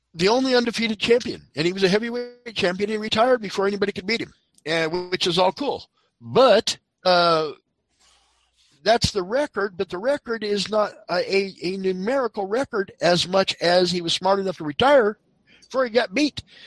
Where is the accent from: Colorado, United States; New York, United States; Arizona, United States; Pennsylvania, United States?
Colorado, United States; I'm from Colorado.